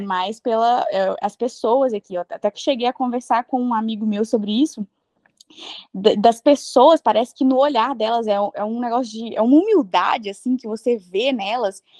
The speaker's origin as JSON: {"language": "Portuguese", "country": "Brazil", "moved": "as an adult", "said": "a gente veio do Brasil"}